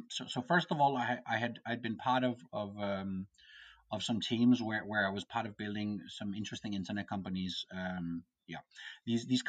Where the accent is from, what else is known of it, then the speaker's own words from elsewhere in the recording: Copenhagen, Capital Region of Denmark, Denmark; I come from Copenhagen, Denmark.